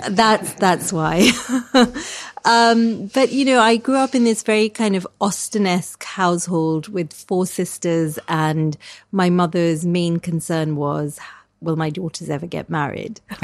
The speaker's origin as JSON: {"language": "English", "country": "Kenya", "tie": "born or raised there", "moved": "yes", "lives_now": "United Kingdom", "said": "I grew up in Kenya in this kind of really wild terrain"}